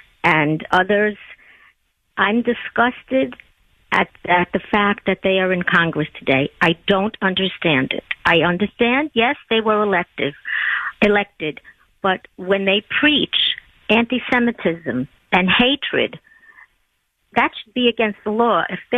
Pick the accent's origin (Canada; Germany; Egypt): Germany; Bergen-Belsen, Lower Saxony; born there; I was born in Bergen-Belsen, which was a DP camp where Anne Frank was murdered.